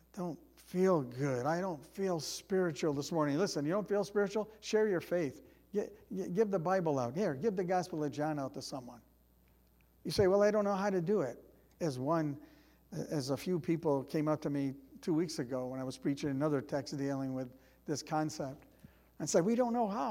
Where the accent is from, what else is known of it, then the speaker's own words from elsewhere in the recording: United States; as Americans